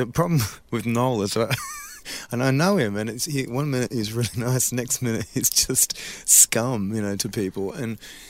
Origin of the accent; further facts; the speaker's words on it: Australia; We're Australian.